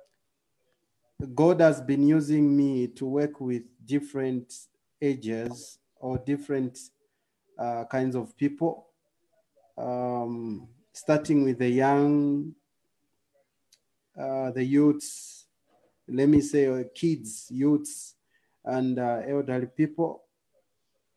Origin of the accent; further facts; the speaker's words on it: Zambia; I'm coming from Southern Africa, a country called Zambia